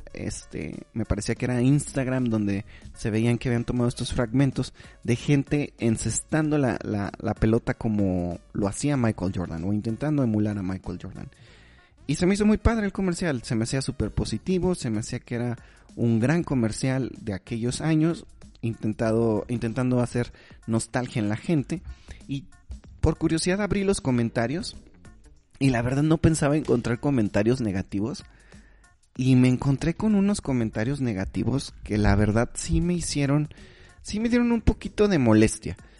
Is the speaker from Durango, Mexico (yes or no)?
yes; Durango, Mexico; las personas que somos mexicanas